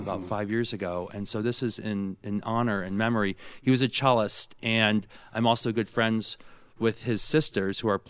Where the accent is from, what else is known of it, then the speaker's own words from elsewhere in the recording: Dearborn, Michigan, United States; also born or lived in Salt Lake City, Utah; now in Los Angeles, United States; I grew up in Dearborn, Michigan